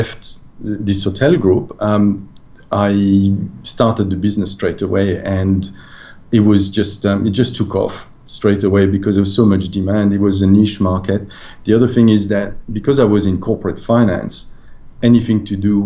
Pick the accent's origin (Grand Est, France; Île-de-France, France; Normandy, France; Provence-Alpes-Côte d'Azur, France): Grand Est, France; Strasbourg; now in Australia; I was born and bred in Strasbourg, which is on the very east of France.